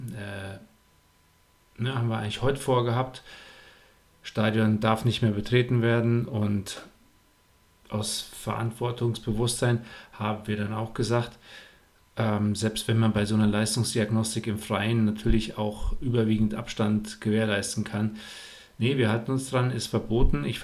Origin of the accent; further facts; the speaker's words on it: Buschhütten, North Rhine-Westphalia, Germany; Ich bin in Buschütten aufgewachsen. Das ist mein äh, Heimatwettkampf